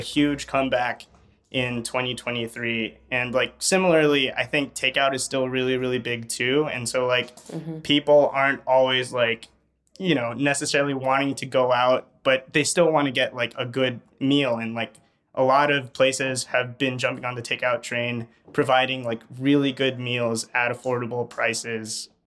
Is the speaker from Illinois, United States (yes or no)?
yes; Chicago, Illinois, United States; I grew up in Albany Park